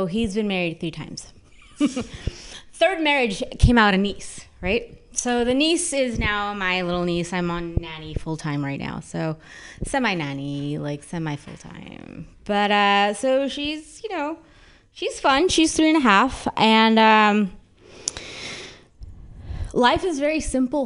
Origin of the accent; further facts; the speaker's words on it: San Francisco, California, United States; moved away as an adult; I'm born and bred in San Francisco.